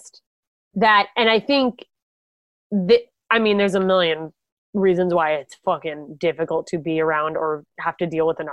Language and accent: English; United States; I'm an American and we say herb.